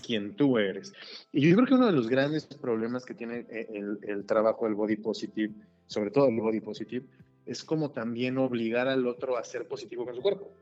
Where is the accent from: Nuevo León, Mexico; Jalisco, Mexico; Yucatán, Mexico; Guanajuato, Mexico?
Guanajuato, Mexico; Celaya; soy de Celaya